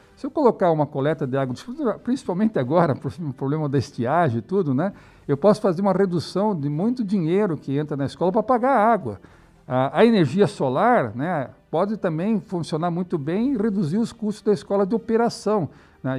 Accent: Curitiba, Paraná, Brazil; moved away; also born or lived in Europe; eu sou curitibano, né, vivo aqui há muitos anos, apesar de ter morado 10 anos fora do Brasil, na Europa

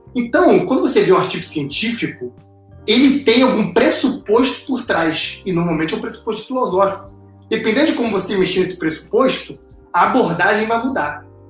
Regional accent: Brazil; a gente, como é brasileiro

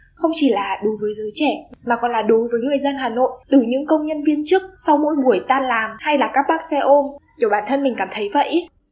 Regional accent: Điện Biên, Vietnam; now in Hanoi, Vietnam; tớ đến từ Điện Biên cơ.

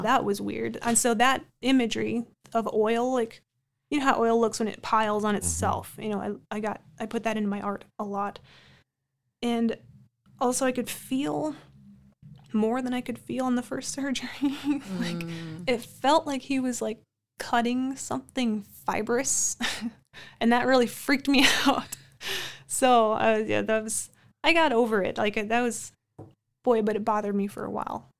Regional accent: Amidon, North Dakota, United States; now in Minot, United States; growing up in the Amadon Bowman area

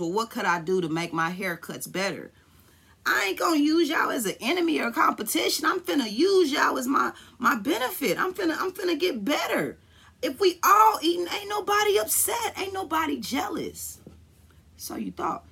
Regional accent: Kansas City, Missouri, United States; I'm from Kansas City

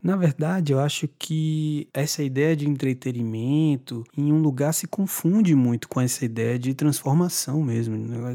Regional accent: Salvador, Bahia, Brazil; now in São Paulo, Brazil; Eu nasci em Salvador e estou vivendo em São Paulo

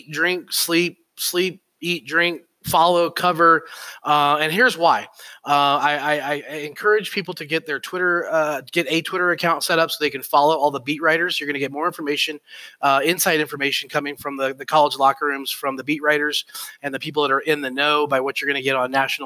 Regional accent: Colorado, United States; I grew up in Colorado

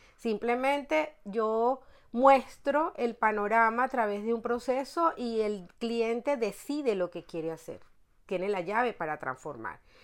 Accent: La Guaira, Vargas, Venezuela; moved away as an adult; now in Madrid, Spain; mi ciudad natal que era eh, el estado Vargas, en La Guaira

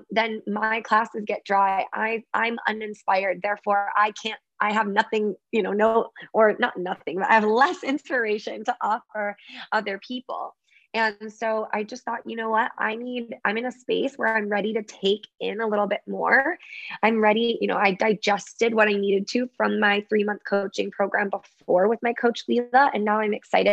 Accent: Michigan, United States; I grew up in Michigan, so I was around a lot of water

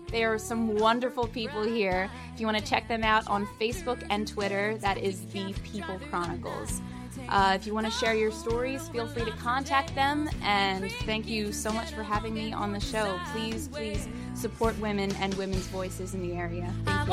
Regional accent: Pottstown, Pennsylvania, United States; I grew up in Pottstown, Pennsylvania, uh, tiny, small town, small, small town

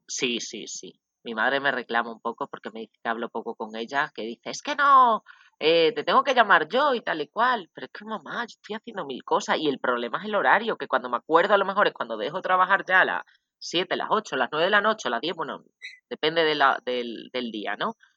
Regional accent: Extremadura, Spain; moved away as an adult; also born or lived in Badajoz / Dijon, France / Calais, France; now in Costa Rica; de Extremadura, lo repito, para hacer un poco de publicidad de mi tierra.

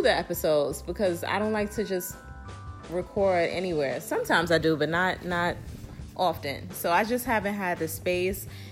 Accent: New York City, New York, United States; We are both from New York, but I reside in a different, I'm in Brooklyn, New York

